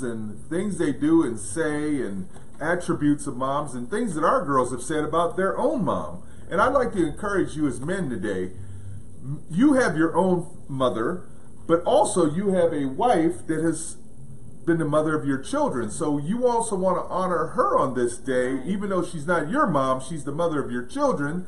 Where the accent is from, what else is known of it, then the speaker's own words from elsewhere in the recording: Pittsburgh, Pennsylvania, United States; we grew up in Pittsburgh, Pennsylvania